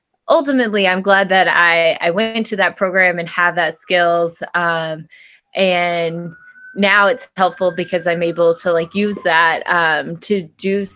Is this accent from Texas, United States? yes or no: yes; Whitesboro, Texas, United States; moved away; I'm from Whitesboro